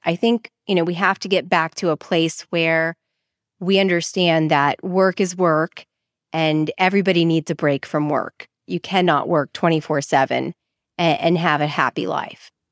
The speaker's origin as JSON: {"language": "English", "town": "Dallas", "region": "Texas", "country": "United States", "tie": "born or raised there", "moved": "as an adult", "lives_now": "New Orleans, United States", "said": "I'm from Dallas, Texas originally"}